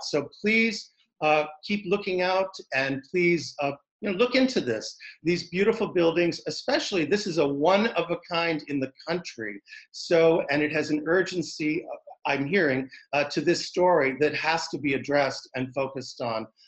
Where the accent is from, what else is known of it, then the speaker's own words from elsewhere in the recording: Concord, New Hampshire, United States; moved away; also born or lived in Pasadena, California; I'm from Concord in this area, but I had lived in Pasadena, California